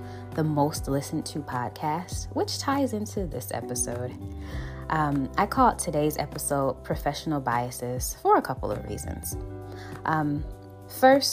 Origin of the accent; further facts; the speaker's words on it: Buffalo, New York, United States; I'm from Buffalo, New York